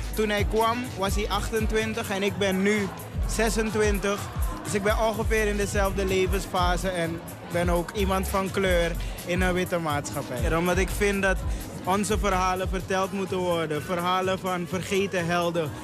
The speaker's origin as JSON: {"language": "Dutch", "country": "Suriname", "moved": "as an adult", "lives_now": "Netherlands", "said": "Dus ik woon ook pas acht jaar in Nederland. Dus ik kwam ook echt uit Suriname."}